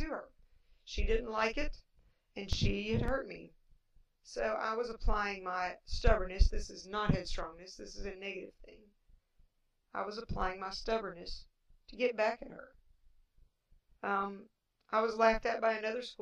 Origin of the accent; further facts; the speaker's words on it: Appalachia, United States; accent: Appalachian; I do have an Appalachian accent